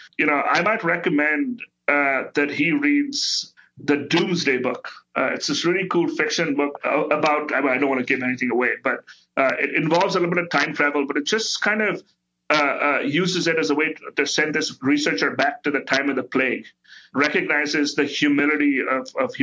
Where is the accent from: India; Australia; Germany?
India; now in United States; I grew up in India